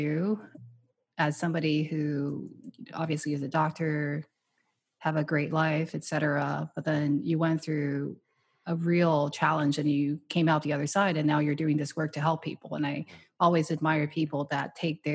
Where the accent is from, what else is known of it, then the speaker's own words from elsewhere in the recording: Taiwan; moved away as an adult; now in United States; I grew up in Taiwan, and I immigrated here by myself with no money when I was 20 years old for Stanford